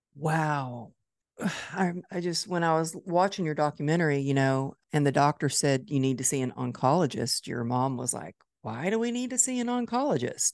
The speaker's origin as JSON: {"language": "English", "town": "Dallas", "region": "Texas", "country": "United States", "tie": "born or raised there", "said": "Dallas. It's my hometown"}